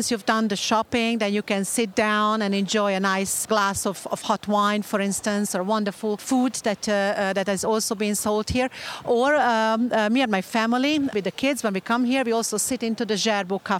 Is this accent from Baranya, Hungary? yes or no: no; Budapest, Hungary; I was born and raised in Budapest